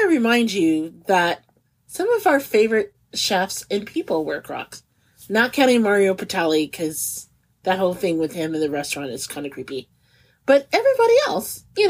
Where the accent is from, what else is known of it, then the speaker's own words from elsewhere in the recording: Midwest, United States; Growing up in the Midwest, ranch is kind of like the de facto condiment, okay?